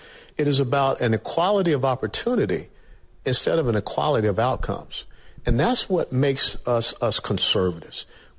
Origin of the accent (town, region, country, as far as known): Atlanta, Georgia, United States; born or raised there